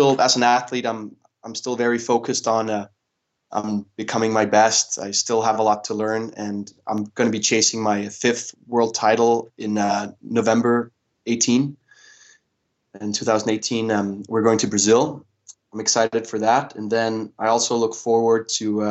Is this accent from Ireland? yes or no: no; Denmark; the upbringing myself and my brother have had growing up in Denmark